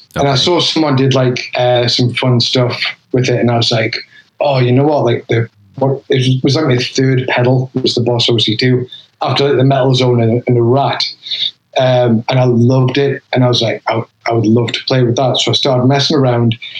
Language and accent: English; North East England, United Kingdom; accent: Geordie; moved away as an adult; now in Philadelphia, United States; I'm from the northeast of England